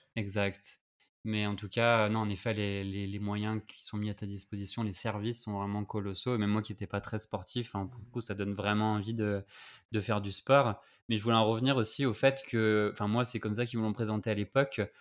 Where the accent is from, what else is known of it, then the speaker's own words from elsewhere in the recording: France; on sait que le H et le R français, c'est vraiment des, un problème pour nous